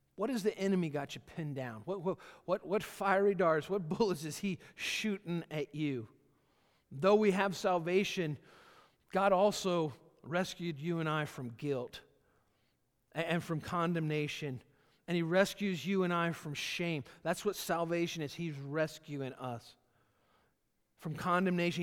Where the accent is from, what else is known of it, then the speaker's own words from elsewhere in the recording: Georgia, United States; moved away; I was born in Georgia, lived there for the first part of my life, uh, and, and then my family moved up here.